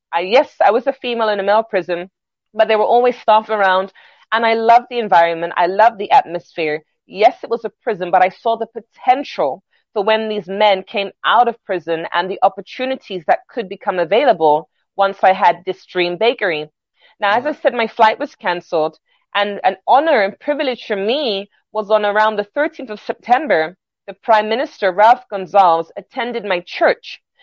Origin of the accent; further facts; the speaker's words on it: London, United Kingdom; moved away as an adult; now in New York, United States; I'm originally from London, England. My family are Jamaican.